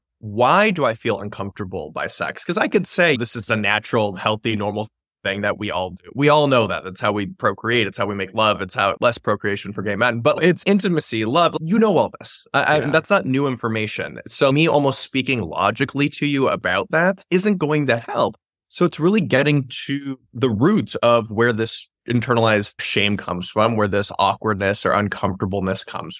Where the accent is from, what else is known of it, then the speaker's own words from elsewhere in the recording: the South, United States; I grew up in the South, my politics, my family.